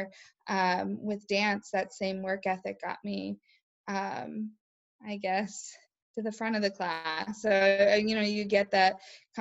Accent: East Greenwich, Rhode Island, United States; also born or lived in Winnipeg, Manitoba; I grew up in East Greenwich, Rhode Island

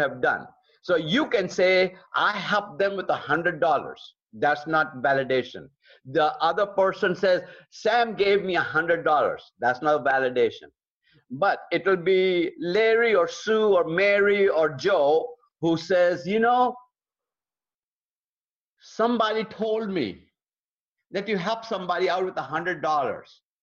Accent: Lucknow, Uttar Pradesh, India; moved away; we built a beautiful Bible college in my hometown of Lucknow, India

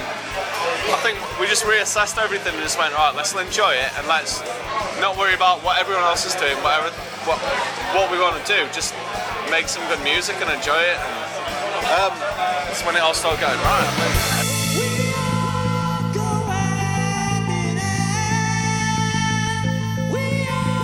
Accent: Newcastle upon Tyne, North East England, United Kingdom; we're from Newcastle, that's quite a long way

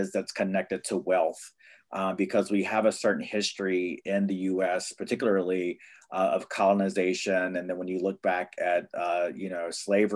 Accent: North Carolina, United States; now in Brooklyn, United States; my people, I'm from the Lummi tribe in North Carolina

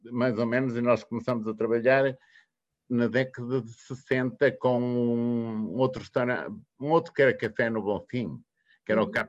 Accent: Douro, Portugal; now in Porto, Portugal; É assim, eu é vim de, vim de Douro, onde agora tenho o Hotel Porto Antigo, e vim de Douro veio num barco para Belo, para o Porto. Naquela altura não havia estradas, foi muito difícil.

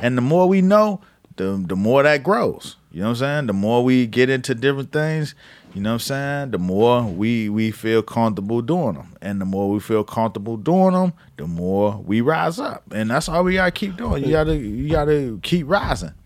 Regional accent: Miami, Florida, United States; now in New York, United States; I'm from Miami. Mama from Georgia

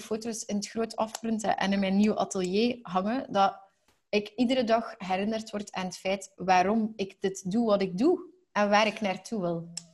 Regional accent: Belgium; zeker als Belgen, want wij als Belgen

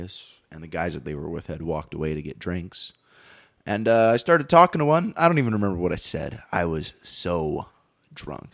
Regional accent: Green Bay, Wisconsin, United States; moved away; Green Bay, Wisconsin, where I grew up

